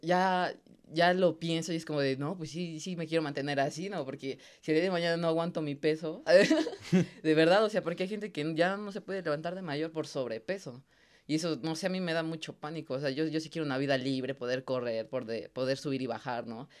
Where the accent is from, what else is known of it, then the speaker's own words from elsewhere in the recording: Mexico; como mexicano